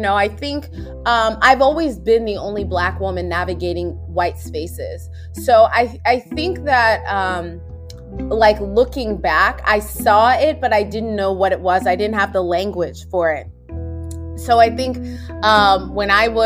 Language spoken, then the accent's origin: English; United States; also born or lived in Minnesota / Virginia Beach, Virginia; I grew up in America.